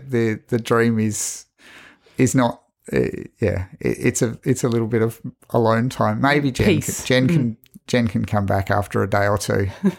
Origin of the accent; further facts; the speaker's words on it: Hong Kong; born there; also born or lived in Singapore; I was in Hong Kong. I was born in Hong Kong because he was working on the MTR.